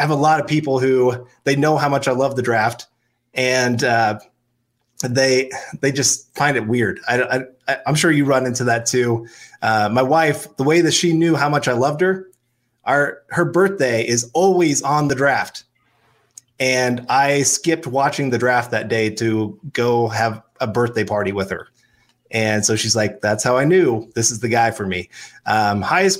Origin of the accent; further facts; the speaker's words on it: Kansas, United States; I'm from Kansas